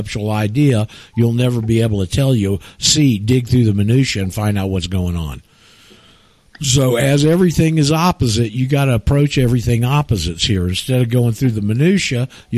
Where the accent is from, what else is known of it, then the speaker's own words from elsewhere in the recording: Panama City, Florida, United States; I'm from Panama City